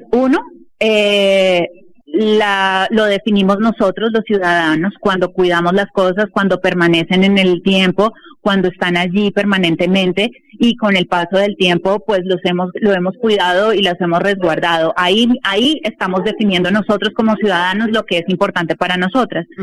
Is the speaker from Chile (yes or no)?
no; Bogotá, Colombia; nos hacen sentir en un lugar como colombianos y en este caso como bogotanos